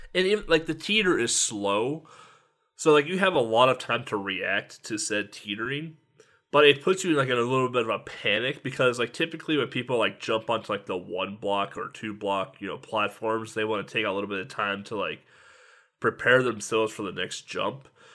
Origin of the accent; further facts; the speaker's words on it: United States; I'm an American